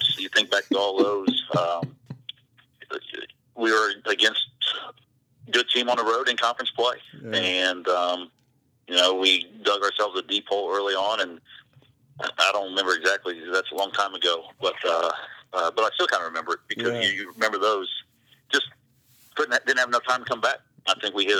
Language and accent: English; Eaton, Ohio, United States; moved away as an adult; now in Northern Kentucky, United States; I grew up from about 1.5 hours from here as well, up in a small town, Eaton, Ohio